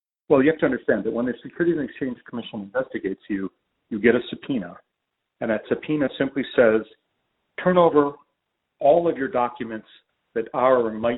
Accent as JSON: {"language": "English", "town": "Chicago", "region": "Illinois", "country": "United States", "said": "I'm from Chicago."}